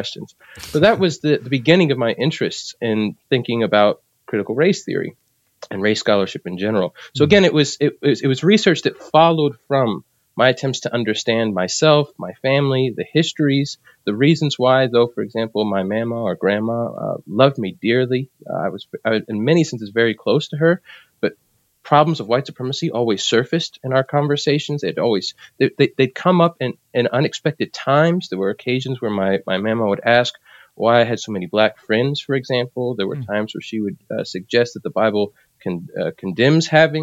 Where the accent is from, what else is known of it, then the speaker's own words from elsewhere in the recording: New Jersey, United States; also born or lived in South Carolina / Philadelphia / Puerto Rico (ancestry); though I was born in South Carolina, my family moved from there to Philadelphia and then to New Jersey. So I spent most of my life in New Jersey